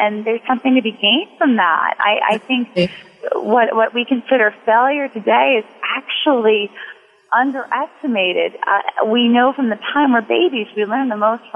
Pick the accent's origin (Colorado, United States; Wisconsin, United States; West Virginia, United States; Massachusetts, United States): Wisconsin, United States; moved away as an adult; also born or lived in New York; I worked for my local paper growing up in Wisconsin